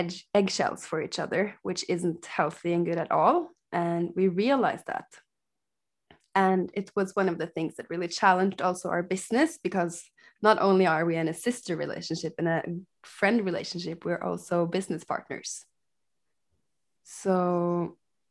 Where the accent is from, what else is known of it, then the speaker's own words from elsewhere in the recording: Norway; now in Portugal; We're sisters and we are from Norway, but I'm currently living in Portugal, visiting my dad in Spain